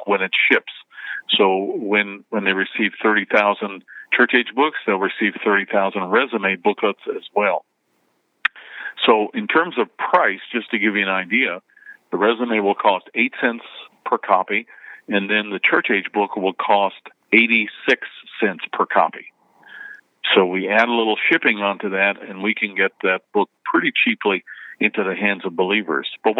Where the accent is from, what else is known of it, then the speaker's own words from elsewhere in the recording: Canada; moved away as an adult; also born or lived in Jeffersonville, United States; now in United States; Before I moved to the United States, I was born and raised in Canada